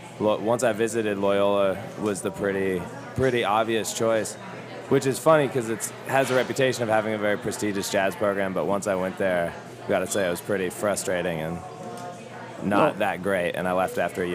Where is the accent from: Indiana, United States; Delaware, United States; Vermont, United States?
Vermont, United States; Marshfield; moved away as an adult; now in New Orleans, United States; I grew up in a really small town called Marshfield, which is like a half an hour from Montpelier, about an hour from Burlington, about 3 hours from Boston. Mm-hmm. It's a town of like 1,000 people.